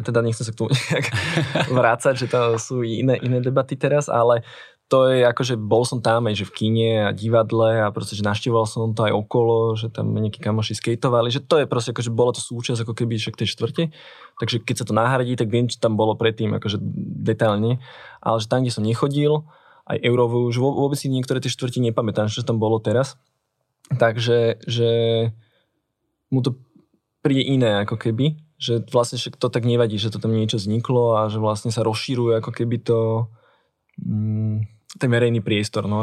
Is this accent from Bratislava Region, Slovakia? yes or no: yes; Bratislava, Bratislava Region, Slovakia; som na Transkom mýte, teda kúsok od Istropolisu.